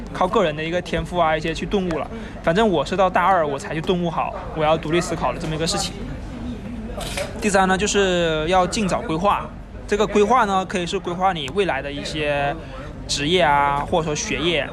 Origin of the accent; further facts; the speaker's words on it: Hainan, China; moved away as an adult; 因为我是从海南来的嘛